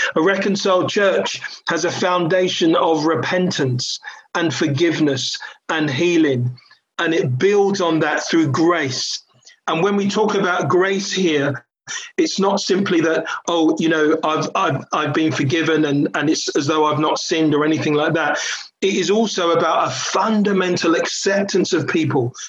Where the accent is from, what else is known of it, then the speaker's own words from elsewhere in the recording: London, United Kingdom; I grew up in a New Frontiers church in, in Catford, southeast London. I was born in Catford